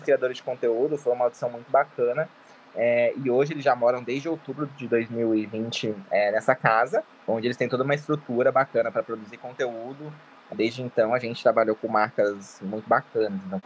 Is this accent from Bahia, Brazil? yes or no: no; Itapeva, São Paulo, Brazil; moved away; Eu sou do interior de São Paulo, tá? Eu sou uma cidade chamada Itapeva